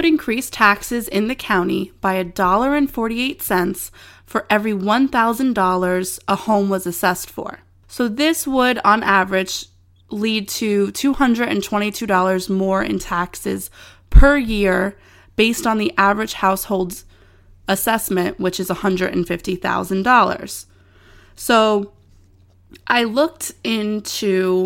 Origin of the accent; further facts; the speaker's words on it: New Jersey, United States; we're from New Jersey